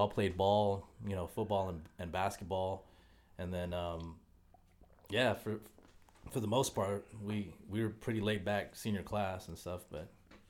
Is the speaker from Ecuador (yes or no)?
no; South Korea; But growing up in Korea was different because I think the most coolest thing over there was there was no age limit with anything.